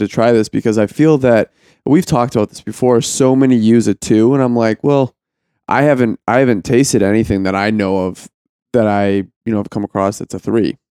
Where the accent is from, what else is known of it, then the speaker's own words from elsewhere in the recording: Ohio, United States; I was from Ohio